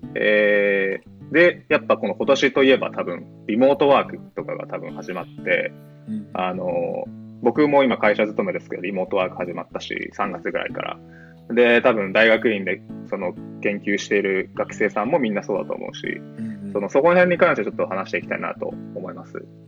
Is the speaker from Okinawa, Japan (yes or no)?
yes; Okinawa, Japan; moved away as an adult; also born or lived in Tokyo / Boston; now in Baltimore, United States; 僕自身も、高校までは、あの、まあ、沖縄で、地方で